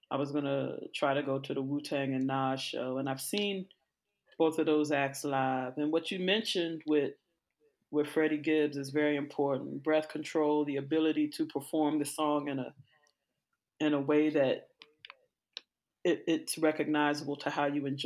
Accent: Hyattsville, Maryland, United States; I'm God like, you're dang. right. I'm from Hyattsville.

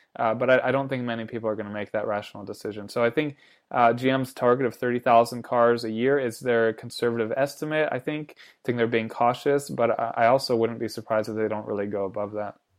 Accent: United States; I'm American

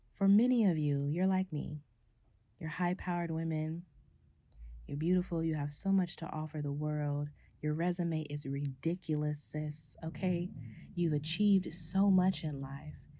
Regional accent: California, United States; my family dynamic in my hometown in California has kind of shifted

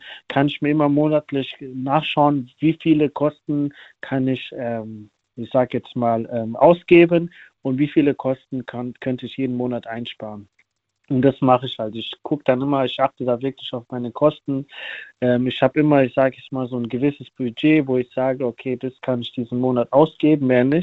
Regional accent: Germany; Ähm, ich bin auch hier in Deutschland dann auch geboren und aufgewachsen

